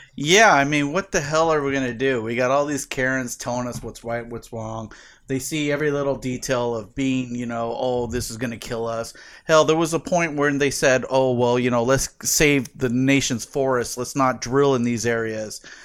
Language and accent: English; San Diego, California, United States; growing up in San Diego